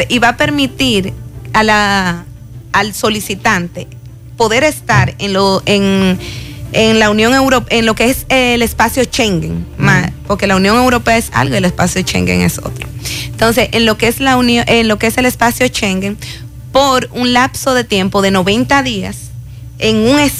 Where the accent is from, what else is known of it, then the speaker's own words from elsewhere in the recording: Dominican Republic; Es decir, voy porque resulta que solicité como dominicano